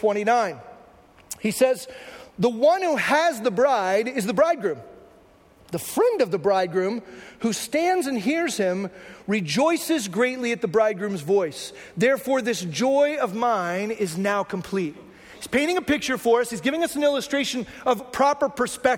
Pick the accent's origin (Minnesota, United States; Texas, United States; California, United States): Texas, United States; I come from Texas